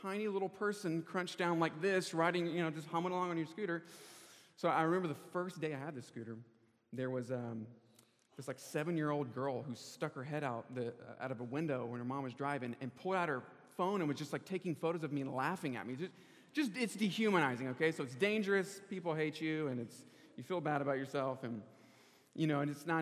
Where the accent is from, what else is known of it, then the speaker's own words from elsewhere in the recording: Charlotte, North Carolina, United States; moved away as an adult; also born or lived in California; I'm originally from Charlotte, North Carolina.